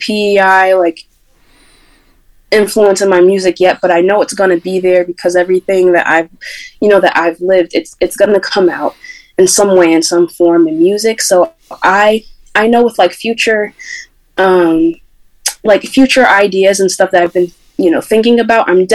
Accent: Syracuse, New York, United States; growing up in Syracuse, New York, and growing up in New York in general

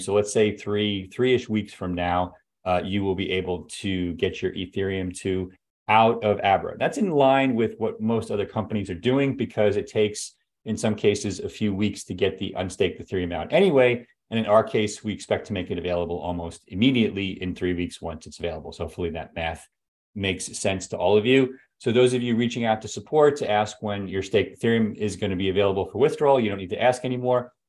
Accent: United States; as an American taxpayer

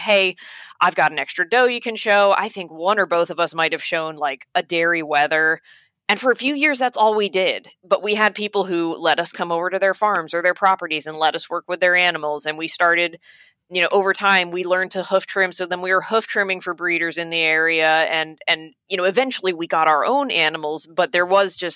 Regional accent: Dutchess County, New York, United States; I'm from Dutchess County, where John is from.

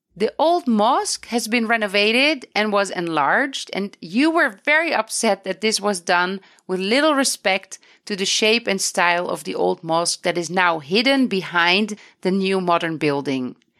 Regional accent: Netherlands; now in Beit Safafa; I come from the Netherlands

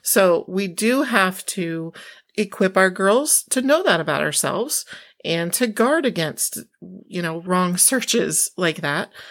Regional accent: Iowa, United States; moved away; also born or lived in Oklahoma / Chicago; grew up as a farm girl in Iowa

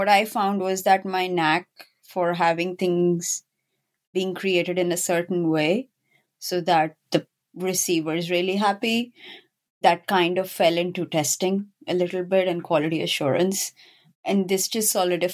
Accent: Pakistan; moved away; I'm originally from Pakistan. And when I was growing up in my school, we actually had either biology or computer science as an option

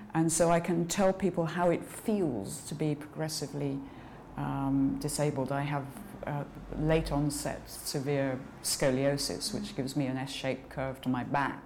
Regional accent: Edinburgh, Scotland, United Kingdom; moved away as an adult; I was born in Edinburgh. Uh, my parents had just moved up there from England

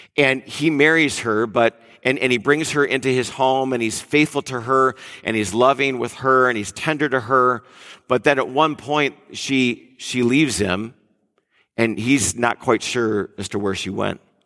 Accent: Detroit, Michigan, United States; moved away as an adult; also born or lived in Mill Valley, California; I'm from Detroit area

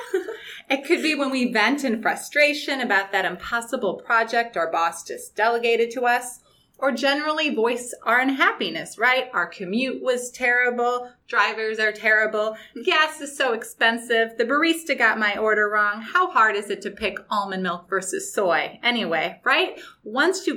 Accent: St. Louis, Missouri, United States; now in San Diego, United States; I'm originally from the Midwest, St. Louis, Missouri, and have lived on both coasts

